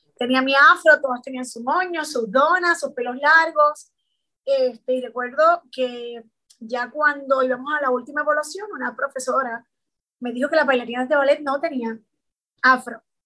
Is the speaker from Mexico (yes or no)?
no; San Juan, Puerto Rico; soy nacida y criada en San Juanca, es San Justo, 53